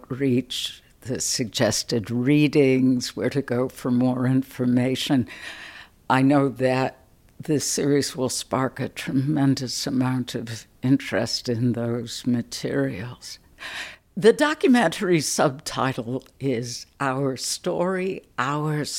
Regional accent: Chicago, Illinois, United States; when I was a little girl growing up in Chicago

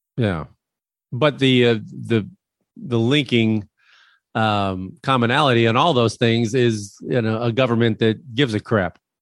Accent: Midwest, United States; Growing up in the Midwest

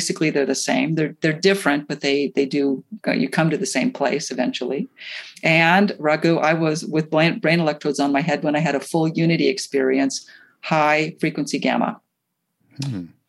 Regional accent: New York City, New York, United States; I'm a New Yorker also, the many places I'm from. So New York and a lot of these big cities, being busy is a badge of honor.

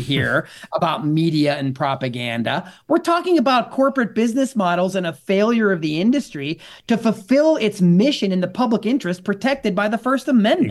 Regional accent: outside of Pittsburgh, Pennsylvania, United States; I grew up outside of Pittsburgh

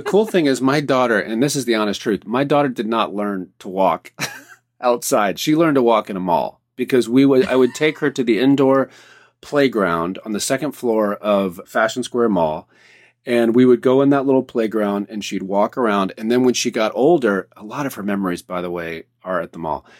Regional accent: the South, United States; being from the East Coast, the South

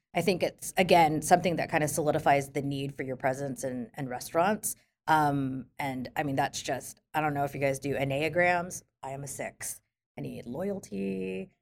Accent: Philippines; moved away; I grew up in the Philippines

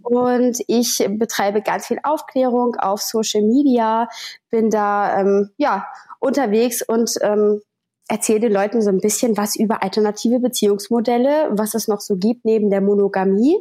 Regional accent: Hamburg, Germany; komme aus Hamburg.

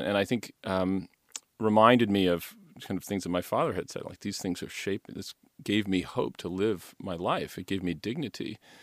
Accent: Poughkeepsie, New York, United States; moved away as an adult; I moved back to my hometown of, uh, Poughkeepsie, New York

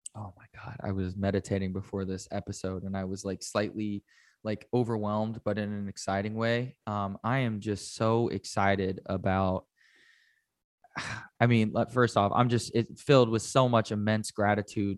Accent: United States

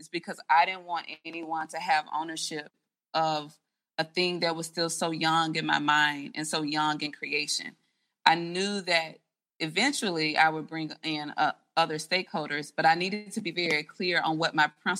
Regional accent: Mississippi, United States; the Boys and Girls Club was new in my hometown in Mississippi.

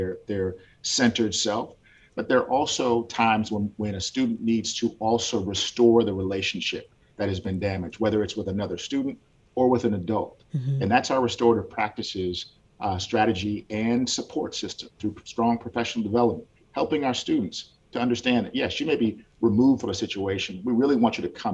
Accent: Washington, United States; moved away as an adult; also born or lived in Gwinnett County, Georgia; now in Georgia, United States; I grew up in Washington State

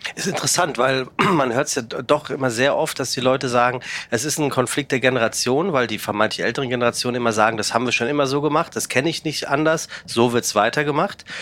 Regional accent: Oberliederbach, Hesse, Germany; Ich komme aus dem Taunus, aus einem kleinen Ort, Oberliederbach

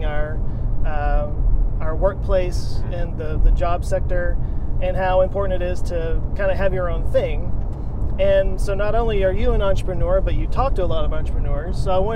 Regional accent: Texas, United States; they all live in this very, very small town. It's where I grew up here in Texas

